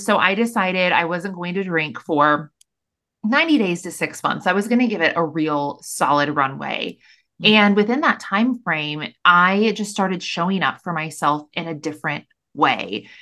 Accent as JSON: {"language": "English", "region": "Missouri", "country": "United States", "tie": "born or raised there", "moved": "as an adult", "lives_now": "Austin, United States", "said": "I'm born and raised in Missouri."}